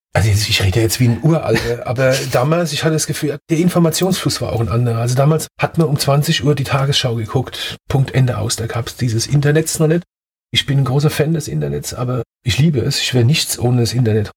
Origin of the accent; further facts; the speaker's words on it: Ludwigshafen, Rhineland-Palatinate, Germany; accent: Palatinate (Pfälzisch); also born or lived in Mannheim / Heidelberg / Annweiler; now in Nierstein, Germany; die meiste Zeit meiner Jugend habe ich in Ludwigshafen verbracht und Kindheit in Ludwigshafen verbracht